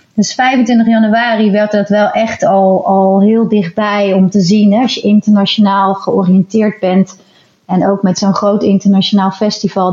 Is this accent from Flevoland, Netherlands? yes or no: no; Rotterdam, South Holland, Netherlands; wij nou zelf als Rotterdammers